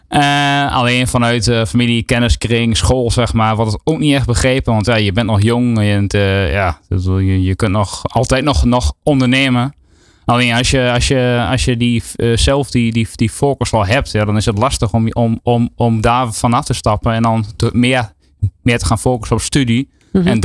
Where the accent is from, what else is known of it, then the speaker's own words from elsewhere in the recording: Enschede, Overijssel, Netherlands; in Enschede. In Enschede. Eh, ja, ik probeer mijn accent een beetje te onderdrukken